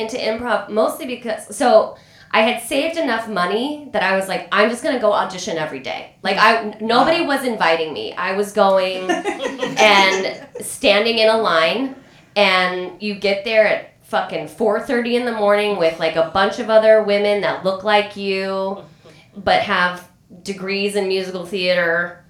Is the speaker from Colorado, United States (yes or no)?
yes; Denver, Colorado, United States; moved away as an adult; also born or lived in New York; I'm from Denver and it's a beautiful place